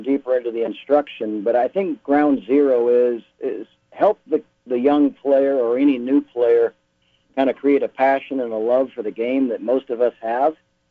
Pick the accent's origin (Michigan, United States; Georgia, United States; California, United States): Michigan, United States; moved away as an adult; also born or lived in Pinehurst, North Carolina; I grew up in Michigan